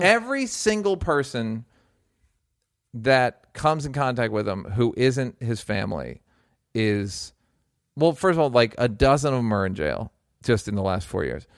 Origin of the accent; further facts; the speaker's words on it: United States; as a American